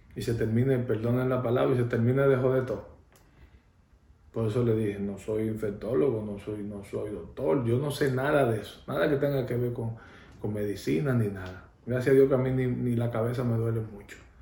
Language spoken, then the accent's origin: Spanish; Dominican Republic; en mi país